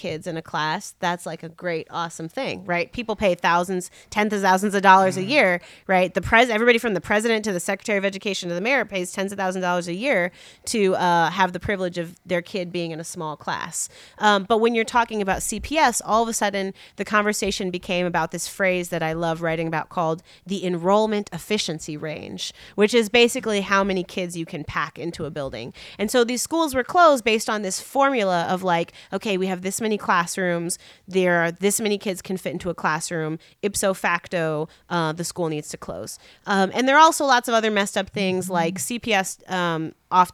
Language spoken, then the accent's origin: English; Chicago, Illinois, United States; I'm a Chicagoan